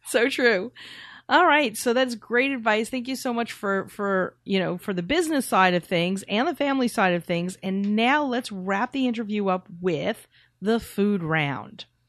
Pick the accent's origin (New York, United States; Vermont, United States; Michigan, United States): New York, United States; we're from New York